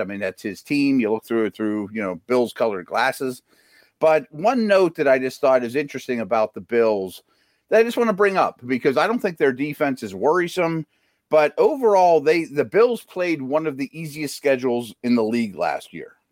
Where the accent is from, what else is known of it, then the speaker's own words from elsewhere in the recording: Pittsburgh, Pennsylvania, United States; I like my hometown. My parents are getting up in age. I wanna be here